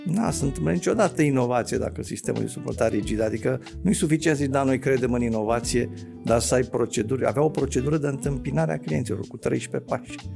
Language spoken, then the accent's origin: Romanian; Romania